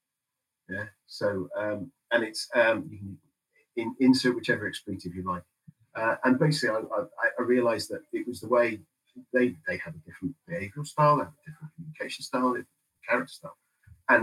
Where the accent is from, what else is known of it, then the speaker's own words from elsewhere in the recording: United Kingdom; I'm British